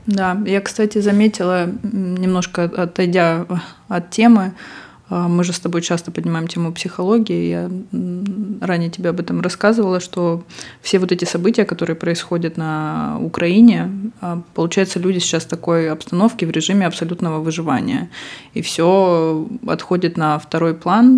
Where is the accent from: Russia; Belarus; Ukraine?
Russia; now in Barcelona, Spain; мы оба из России